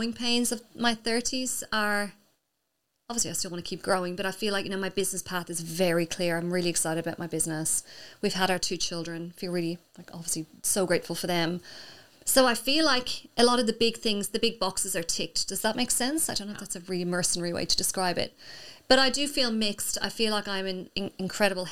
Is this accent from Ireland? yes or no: yes; Ireland; also born or lived in Australia; now in Spain; my family back in Ireland